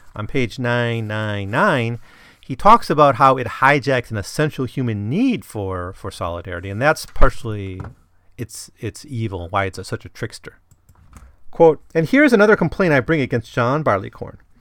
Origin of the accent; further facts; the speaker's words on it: Wisconsin, United States; growing up in Wisconsin